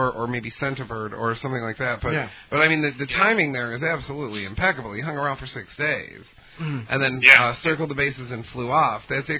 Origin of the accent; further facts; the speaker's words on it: Detroit, Michigan, United States; because obviously we're from Detroit, right?